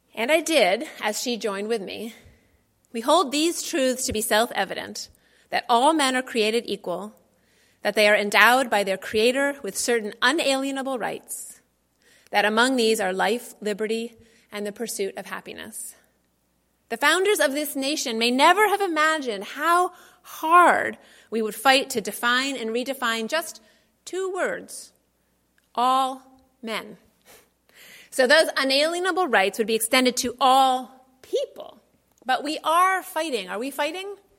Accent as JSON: {"language": "English", "town": "Boston", "region": "Massachusetts", "country": "United States", "tie": "born or raised there", "said": "I was born in Boston"}